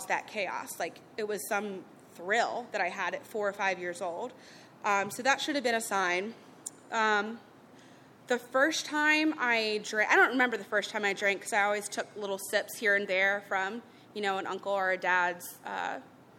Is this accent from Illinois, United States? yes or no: no; Charlotte, North Carolina, United States; I grew up in Charlotte